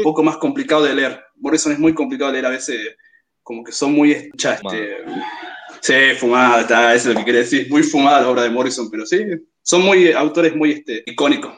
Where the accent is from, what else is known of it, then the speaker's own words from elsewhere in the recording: Jujuy, Argentina; soy de Jujuy.